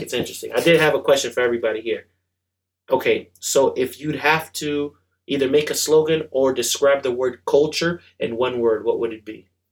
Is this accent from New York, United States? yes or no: yes; New York, United States; I'm born in New York. Queens is the borough